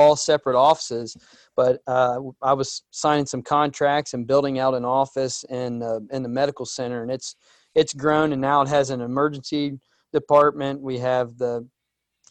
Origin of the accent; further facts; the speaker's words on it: near Preble County, Ohio, United States; also born or lived in Dayton, Ohio; Where I'm at now, we joked in emails about it being a rural area and, you know, Cowtown, Ohio.